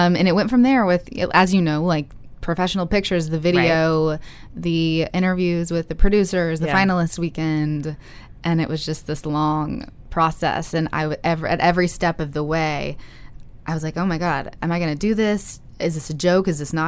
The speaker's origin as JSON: {"language": "English", "region": "the South", "country": "United States", "said": "I'm from the South and I love the SEC, and went to Georgia, big football school"}